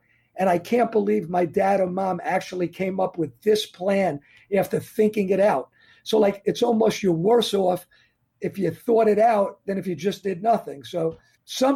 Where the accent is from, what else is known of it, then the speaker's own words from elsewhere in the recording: New York area, United States; I'm from New York area